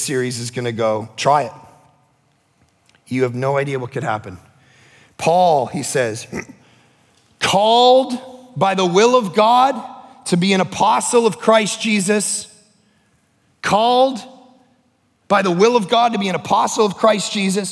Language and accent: English; Toronto, Ontario, Canada; I grew up in Toronto